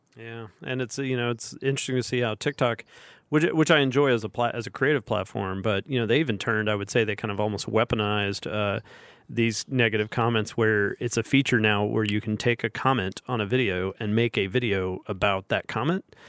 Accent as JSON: {"language": "English", "region": "Alabama", "country": "United States", "tie": "born or raised there", "said": "when I was a kid growing up in Al, in, in Alabama, where I still live in Alabama"}